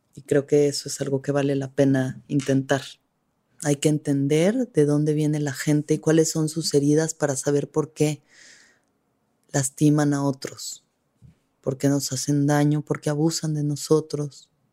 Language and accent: Spanish; Mexico; somos como mexicanos, mestizos, hijos de mujeres indígenas violadas